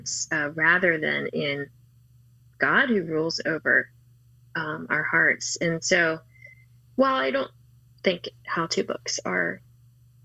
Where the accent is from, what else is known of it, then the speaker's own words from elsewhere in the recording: D.C., Maryland, United States; now in Atlanta, United States; I grew up in Maryland, outside of Washington, D.C.